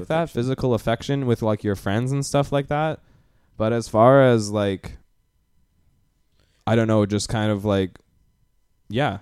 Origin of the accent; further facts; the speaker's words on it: Canada; we're from Canada.